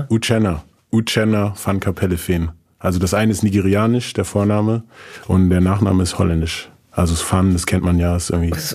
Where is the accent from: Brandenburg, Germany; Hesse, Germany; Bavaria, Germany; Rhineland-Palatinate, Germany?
Hesse, Germany; Frankfurt; born there; Die sind dann auch erstmal nach Frankfurt. Also ich bin in Frankfurt geboren.